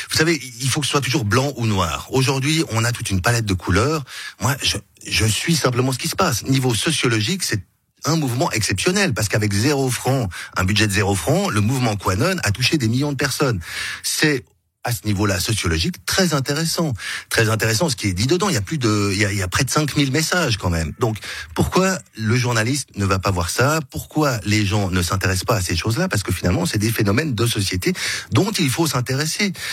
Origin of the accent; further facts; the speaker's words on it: Geneva, Switzerland; Je suis né à Genève, j'ai grandi à Genève, j'aime Genève.